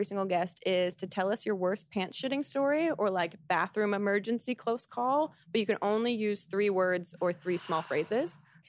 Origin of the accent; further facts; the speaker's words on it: United States; you want an American hosting this British awards show?